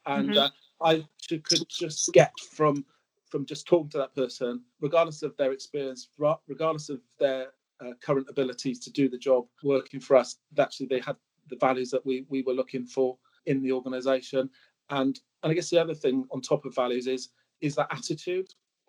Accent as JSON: {"language": "English", "town": "Swansea", "region": "Wales", "country": "United Kingdom", "tie": "born or raised there", "moved": "as an adult", "said": "I moved to Exeter from Swansea, where I was brought up, went to school, went to Exeter to take on a role where they sent me to college in Bristol to do a housing degree."}